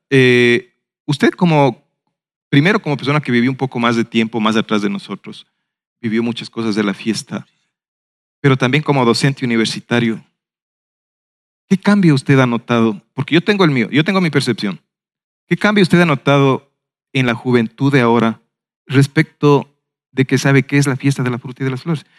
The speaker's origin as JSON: {"language": "Spanish", "town": "Ambato", "region": "Tungurahua", "country": "Ecuador", "said": "nos hace sentir orgullosos como ambateños"}